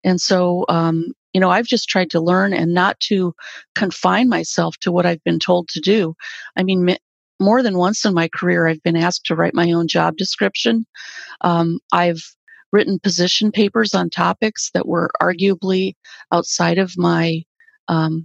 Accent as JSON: {"language": "English", "region": "South Dakota", "country": "United States", "tie": "born or raised there", "also_born_or_lived": "Southern California", "moved": "yes", "lives_now": "New York City, United States", "said": "in South Dakota, where I grew up on a farm."}